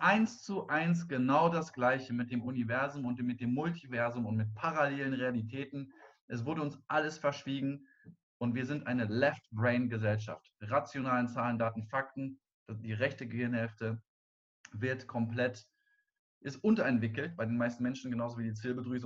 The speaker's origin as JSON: {"language": "German", "country": "Germany", "also_born_or_lived": "Cologne", "said": "Wir als Deutsche"}